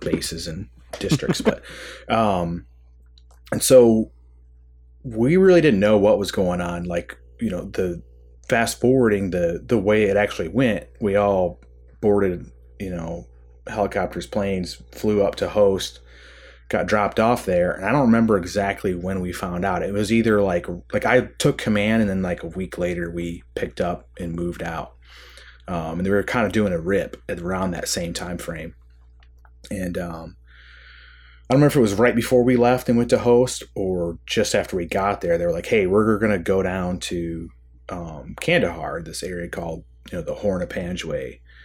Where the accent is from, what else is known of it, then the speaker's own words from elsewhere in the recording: Michigan, United States; I grew up in Michigan, kind of, um, you know, maybe somewhat typical, uh, Midwestern upbringing